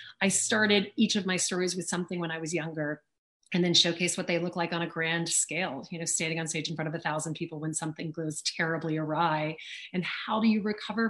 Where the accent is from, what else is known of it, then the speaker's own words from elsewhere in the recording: Louisiana, United States; accent: American; I grew up in the South, you know, I grew up in Louisiana and my mother is British